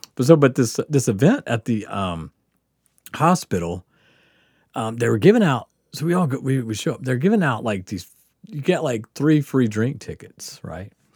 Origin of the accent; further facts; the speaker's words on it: Biloxi, Mississippi, United States; moved away as an adult; also born or lived in Kansas / Nebraska; now in Portland, United States; growing up on the Gulf Coast where you just, there's always water